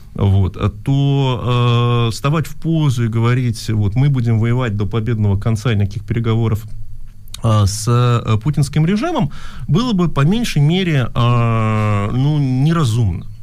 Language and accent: Russian; Russia; first language Russian; now in Germany; я родился в России, и русский мой первый язык